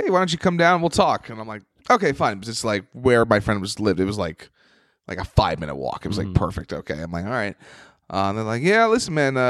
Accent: New York, United States; "Hey, I'm from New York. You know, I'm an open micer, but I'm on some shows.

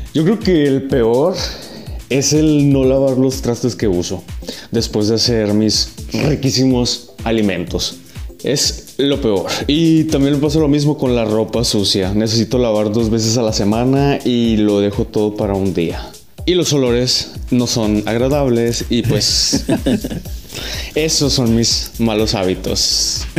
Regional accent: Ures, Sonora, Mexico; born or raised there; also born or lived in Hermosillo

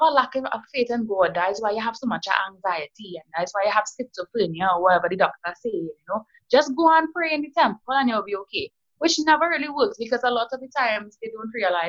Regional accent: South Trinidad, Trinidad & Tobago; I'm from South

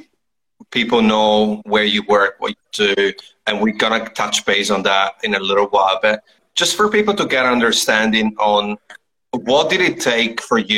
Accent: Italy; now in Melbourne, Australia; I'm from Italy originally

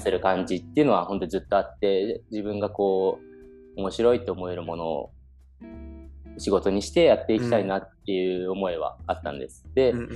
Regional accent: Kawasaki, Kanagawa, Japan; moved away as an adult; also born or lived in Copenhagen, Denmark; now in Kanazawa, Japan; 出身は全く金沢に関係ない神奈川県川崎市の出身です。

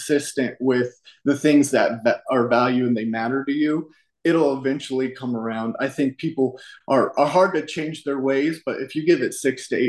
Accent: Colorado, United States; I'm from Colorado

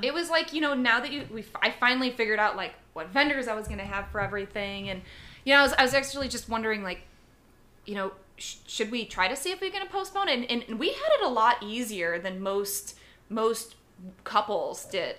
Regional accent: Chicago, Illinois, United States; moved away; I'm originally from Chicago

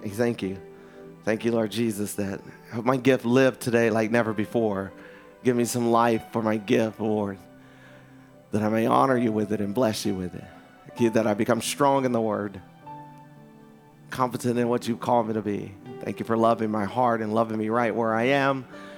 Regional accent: Philadelphia, Pennsylvania, United States; I'm from Philly.

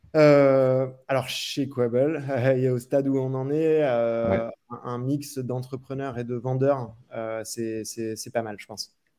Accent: Reims, Grand Est, France; moved away as an adult; also born or lived in Paris; J'étais de Reims à la base

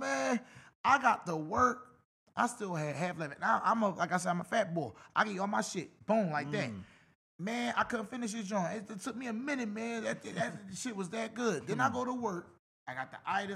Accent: Philadelphia, Pennsylvania, United States; I'm from South. I'm from the P.

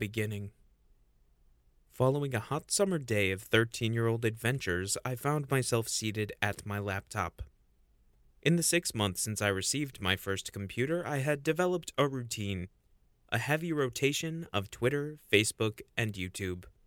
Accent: Auburn, New York, United States; my hometown of Auburn, New York

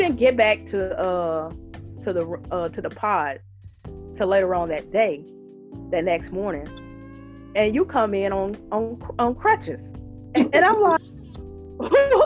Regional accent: Northeast Louisiana, United States; you asked me where I'm from originally, and I told you Louisiana, Northeast

